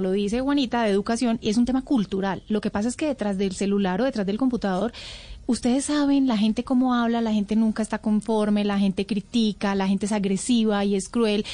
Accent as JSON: {"language": "Spanish", "town": "Medellín", "region": "Antioquia", "country": "Colombia", "said": "Medellín, mi tierrita"}